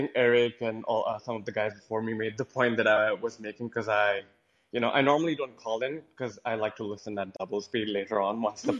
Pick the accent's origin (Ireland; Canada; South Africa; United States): Canada; I mean, I'm from Canada, so I don't want to sound off like the smug Canadian who, you know, talks down to Americans.